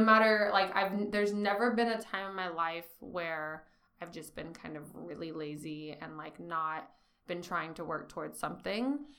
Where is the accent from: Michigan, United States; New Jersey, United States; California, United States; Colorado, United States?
California, United States; Bakersfield; moved away as an adult; also born or lived in San Francisco; I'm originally from Bakersfield, California. Um, grew up a little on the east side, a little on the south, mainly on the southwest